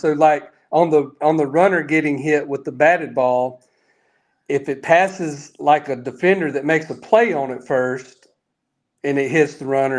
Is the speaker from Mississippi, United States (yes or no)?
yes; Meridian, Mississippi, United States; I'm from Meridian and grew up there